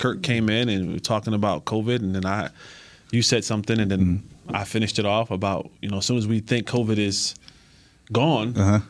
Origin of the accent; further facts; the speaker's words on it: New Jersey, United States; Well, he might be my cousin. I'm from Jersey.